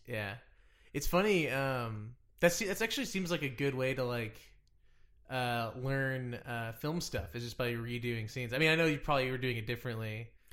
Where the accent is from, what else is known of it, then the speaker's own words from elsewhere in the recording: Dallas, Texas, United States; now in Los Angeles, United States; I'm from Dallas